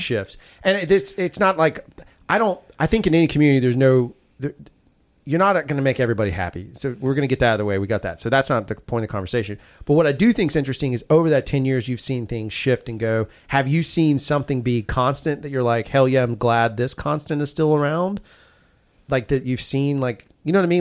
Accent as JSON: {"language": "English", "region": "the South", "country": "United States", "said": "we're southern, I'm a southern boy"}